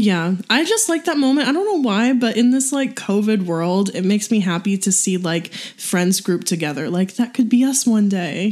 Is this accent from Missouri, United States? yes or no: yes; St. Louis, Missouri, United States; where I grew up in St. Louis